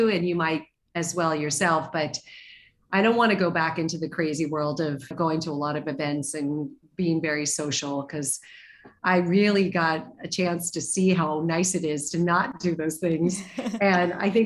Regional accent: Arizona, United States; I grew up in Arizona

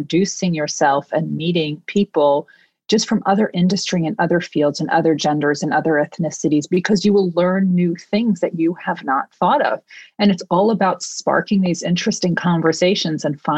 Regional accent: New York, United States; I am a New Yorker through and through

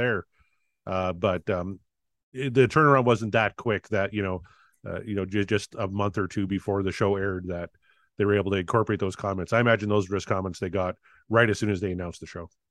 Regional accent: Weyburn, Saskatchewan, Canada; my hometown here of Weyburn, Saskatchewan

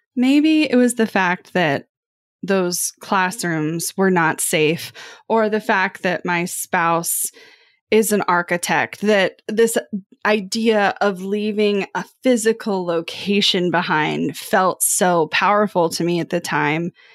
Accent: Kansas City, United States; growing up in Kansas City

